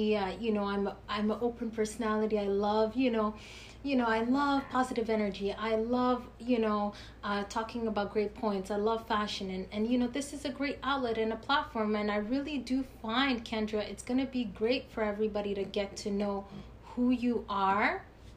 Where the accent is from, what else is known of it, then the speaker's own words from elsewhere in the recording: Canada; we're from Canada